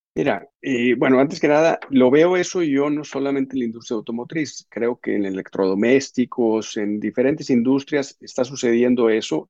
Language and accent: Spanish; Mexico; nuestra labor como mexicanos orgullosos